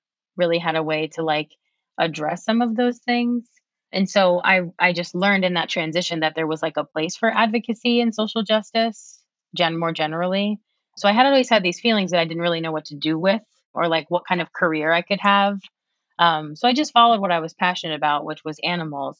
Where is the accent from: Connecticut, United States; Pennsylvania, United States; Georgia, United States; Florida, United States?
Connecticut, United States; New Haven; now in Arlington, United States; I am from a small city in Connecticut called New Haven